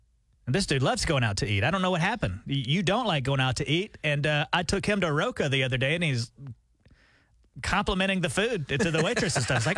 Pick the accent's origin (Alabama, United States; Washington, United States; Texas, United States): Alabama, United States; now in Tulsa, United States; I was back home in Alabama